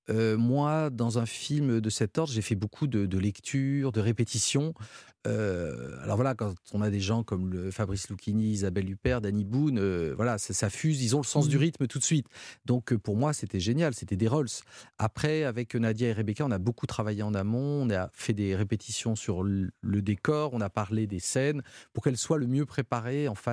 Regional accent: Hauts-de-France, France; accent: northern French; mais non, je veux pas l'accent belge j'ai l'accent du Nord, je veux l'accent de Marseille.

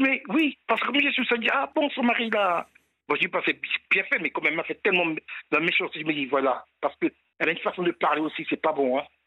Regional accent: French Guiana; je suis de Guyane

